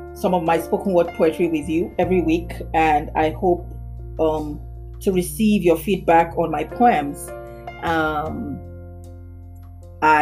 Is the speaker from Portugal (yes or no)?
no; Nembe, Bayelsa, Nigeria; now in Lagos, Nigeria; I'm Nigerian and I'm from the Nembe tribe, Bayelsa State